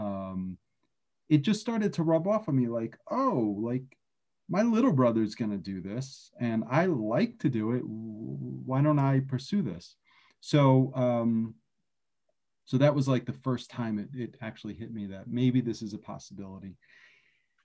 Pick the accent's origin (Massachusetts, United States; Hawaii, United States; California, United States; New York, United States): New York, United States; New York City; I'm originally from Brooklyn, born and raised.